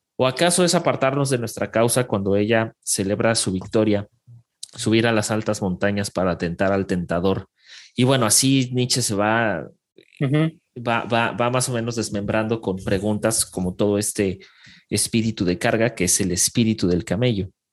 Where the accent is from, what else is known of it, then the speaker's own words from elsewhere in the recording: Mexico; nosotros somos el vecino del norte, o sea, somos el vecino de Estados Unidos y Canadá